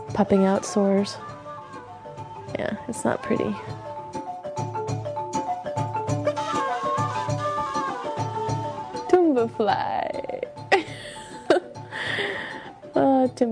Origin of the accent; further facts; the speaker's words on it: United States; moved away as an adult; also born or lived in Benin; as an American with that passport, with that little blue passport